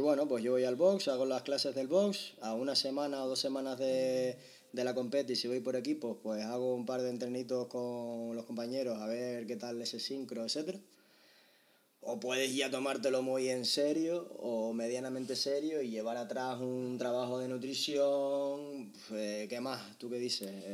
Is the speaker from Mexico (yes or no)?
no; Tenerife, Canary Islands, Spain; nosotros que somos de Tenerife